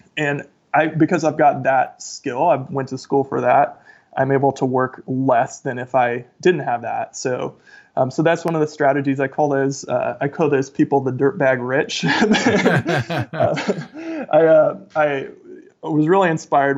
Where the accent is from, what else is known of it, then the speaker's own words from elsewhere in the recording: Ohio, United States; moved away as an adult; also born or lived in Kentucky / New Zealand; now in Tacoma, United States; grew up in Ohio, went to college in Kentucky, then moved to New Zealand, and then came to the Pacific Northwest after two years in New Zealand